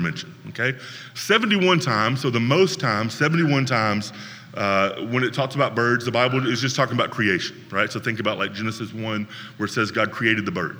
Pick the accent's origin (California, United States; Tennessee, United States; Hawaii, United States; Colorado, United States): Tennessee, United States; Northwest; Another area where I grew up in Northwest Tennessee